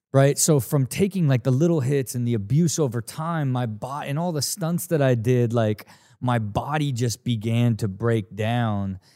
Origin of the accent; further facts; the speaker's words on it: Dayton, Ohio, United States; I grew up in Ohio